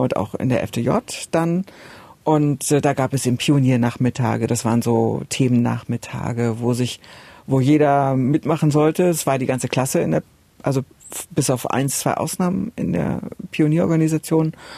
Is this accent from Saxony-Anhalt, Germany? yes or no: yes; Oebisfelde, Saxony-Anhalt, Germany; bei uns in Übisfelde nicht so viel los war